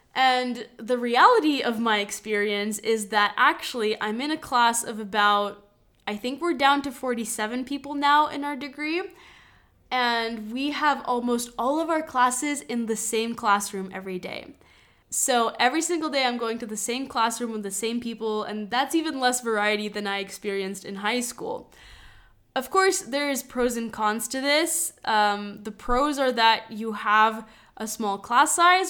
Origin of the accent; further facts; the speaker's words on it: Madison, Wisconsin, United States; moved away as an adult; also born or lived in Lithuania; now in Segovia, Spain; I grew up in Madison, Wisconsin